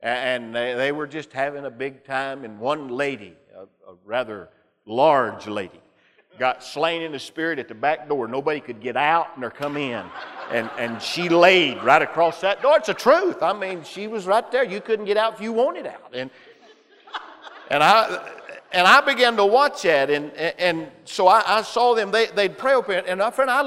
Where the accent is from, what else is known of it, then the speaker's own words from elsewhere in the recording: Pensacola, Florida, United States; also born or lived in Calera, Alabama; I'm from Pensacola, and I know about the Brownsville Assembly of God